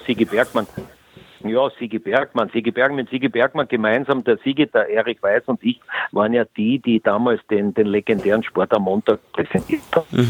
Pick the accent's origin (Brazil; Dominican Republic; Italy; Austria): Austria; Eastern Austria; wir im Osten